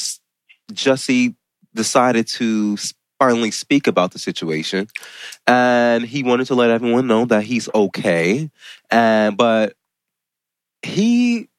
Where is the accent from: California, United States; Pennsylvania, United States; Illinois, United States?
Illinois, United States; Chicago; I'm from Chicago